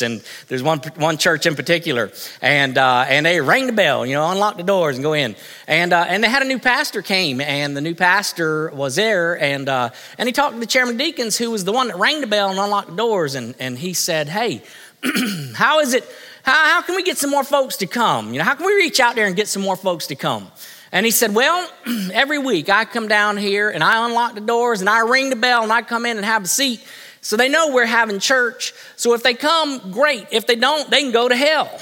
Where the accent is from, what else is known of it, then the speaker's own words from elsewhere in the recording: United States; I am an American